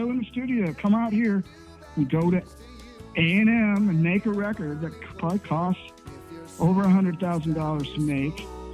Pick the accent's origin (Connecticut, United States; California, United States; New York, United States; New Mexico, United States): California, United States; Southern; I'm coming from Southern California